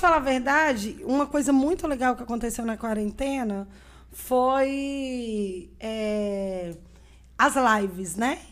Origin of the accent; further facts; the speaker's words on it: Brasília, Federal District, Brazil; moved away as an adult; also born or lived in Arinos, Minas Gerais; now in Três Marias, Brazil; Aí mudamos para Brasília, eu tinha seis anos de idade e voltei para Três Marias com 34 anos